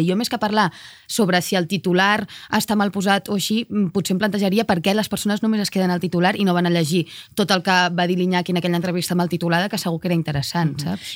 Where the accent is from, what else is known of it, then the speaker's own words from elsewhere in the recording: Cardedeu, Catalonia, Spain; tornant a casa meva de nit de Barcelona, que és on viuen els meus avis, cap a Cardedeu, al meu poble